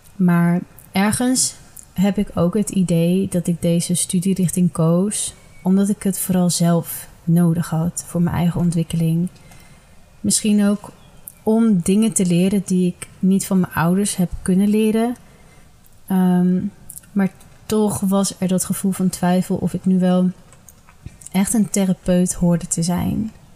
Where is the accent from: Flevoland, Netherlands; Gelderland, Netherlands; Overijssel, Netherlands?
Gelderland, Netherlands; Ede; Ik ben geboren en getogen in Ede